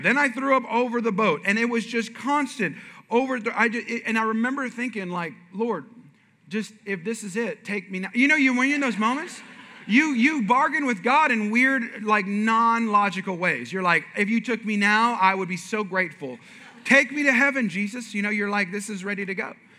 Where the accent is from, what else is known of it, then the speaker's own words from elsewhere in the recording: Bay Area, California, United States; moved away; I'm from California originally, and I was born and raised kind of in the Bay Area.